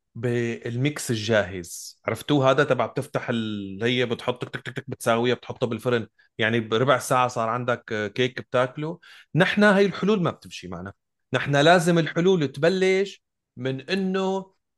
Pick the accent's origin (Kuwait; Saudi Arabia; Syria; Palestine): Syria; Damascus, Damascus Governorate; انا بالنهايه ابن الشام انتمي للشام مدينتي